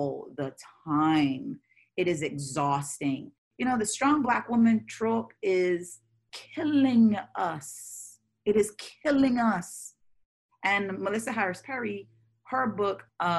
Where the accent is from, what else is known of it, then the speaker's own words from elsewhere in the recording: Barbados; moved away as an adult; now in United States; I was raised and born in the Caribbean, where on the island that I was born, Barbados